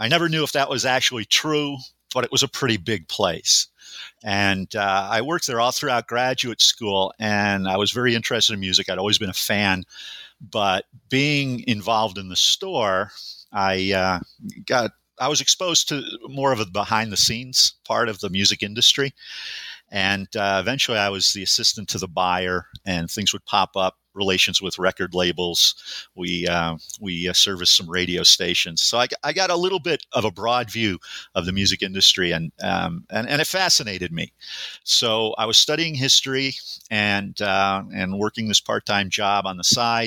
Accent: Western New York, United States; moved away as an adult; also born or lived in Buffalo, New York; now in Montana, United States; I was born and raised in Western New York

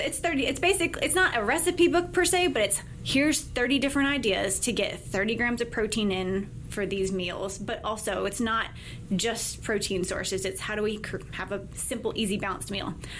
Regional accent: Mandeville, Louisiana, United States; moved away as an adult; also born or lived in Midland, Texas / California / Auburn, Alabama; I spent most of my life growing up in Mandeville

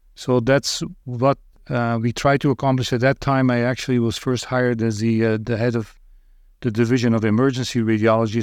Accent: Roeselare, Flanders, Belgium; moved away as an adult; also born or lived in Northville, Michigan, United States; now in United States; I lived in Belgium for thirty-three years, and then moved to the United States

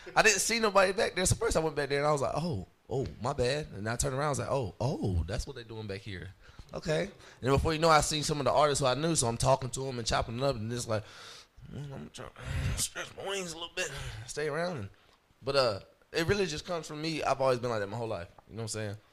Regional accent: St. Pauls, North Carolina, United States; also born or lived in Hope Mills, North Carolina / Fayetteville, North Carolina; I was grew up in uh, St. Paul's, North Carolina

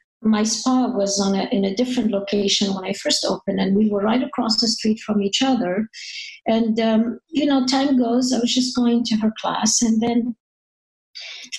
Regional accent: Paris, Île-de-France, France; English is a second language; moved away as an adult; also born or lived in North Africa; now in United States; I grew up in Paris. I was not born in Paris. I was born in North Africa.

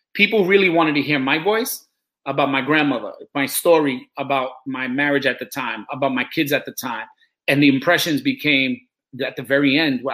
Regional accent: New York City, New York, United States; I'm from New York City

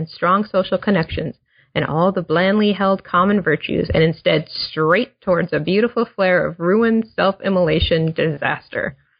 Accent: Minnesota, United States; So I grew up in Minnesota, so I'm hoping you can defend this a little to me.

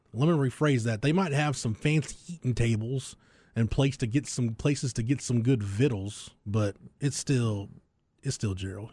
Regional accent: Florence, Texas, United States; my hometown, it's quaint

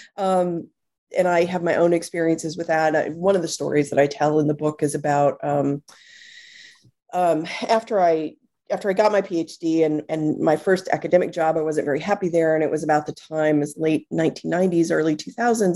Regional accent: Texas, United States; moved away as an adult; now in New York City, United States; I was born and raised in Texas

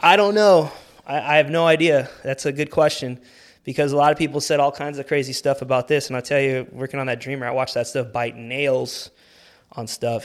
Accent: Whittier, California, United States; I grew up right here in Whittier

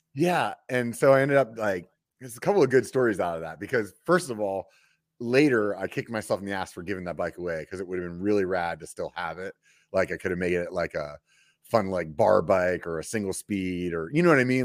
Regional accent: Pennsylvania, United States; I grew up in Pennsylvania

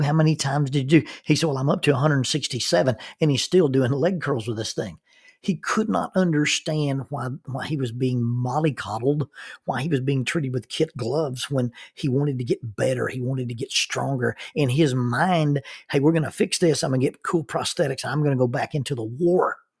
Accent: Oxford, Alabama, United States; moved away as an adult; I grew up in Oxford, Alabama, and we rarely had snow deep enough to, to play

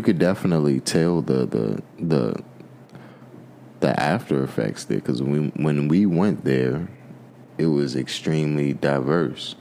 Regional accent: United States; I'm African American

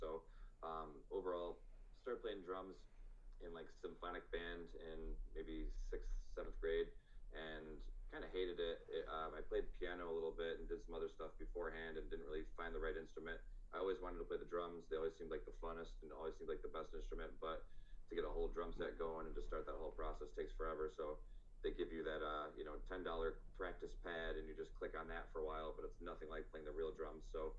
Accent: Fairport, New York, United States; also born or lived in Aiken, South Carolina; now in Rochester, United States; I was born in Aiken, South Carolina. And from there, moved up to the New Jersey, New York City area until about third grade. From there, moved out to Fairport

